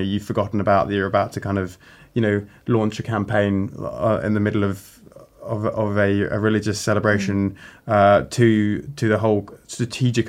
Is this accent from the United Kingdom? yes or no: yes; United Kingdom; as a British officer